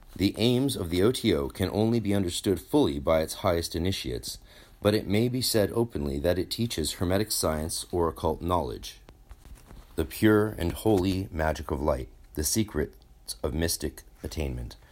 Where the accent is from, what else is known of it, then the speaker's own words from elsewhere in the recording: North Vancouver, British Columbia, Canada; North Vancouver, which is a block where I grew up on thirteen thirteen.